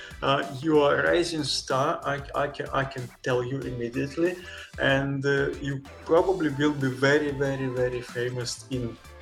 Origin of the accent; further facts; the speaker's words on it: Kyiv, Ukraine; moved away as an adult; now in Valencia, Spain; I'm originally from Kyiv